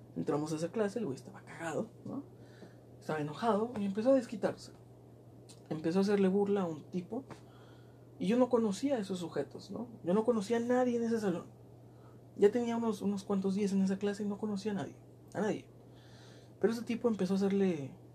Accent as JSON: {"language": "Spanish", "region": "southern Mexico", "country": "Mexico", "moved": "yes", "lives_now": "northern Mexico", "said": "Yo soy sureño"}